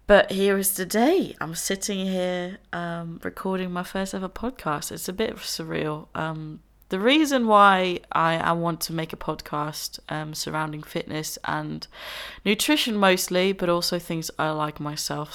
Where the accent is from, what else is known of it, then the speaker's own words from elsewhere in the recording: Enschede, Overijssel, Netherlands; moved away as an adult; now in Brighton, United Kingdom; I'm originally Dutch. I am from the Netherlands. Uh, I grew up there. I was born there, um, in a little town called Enschede